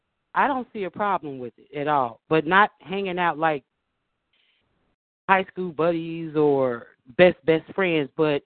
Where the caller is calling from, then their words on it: Chicago, Illinois, United States; I'm calling from Rogers Park